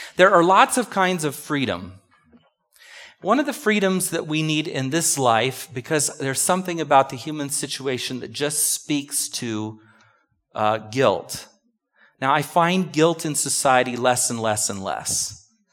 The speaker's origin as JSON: {"language": "English", "country": "United States", "said": "But we're so American"}